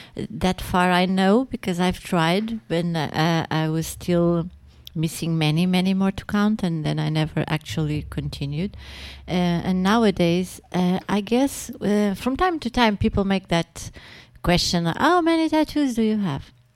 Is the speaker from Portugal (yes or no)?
yes; Portugal; English is a second language; I'm speaking uh, Latin as a Portuguese